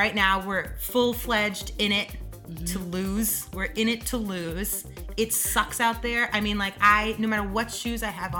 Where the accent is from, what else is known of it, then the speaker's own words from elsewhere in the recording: New York, United States; now in Chicago, United States; I am from New York. I am not from here.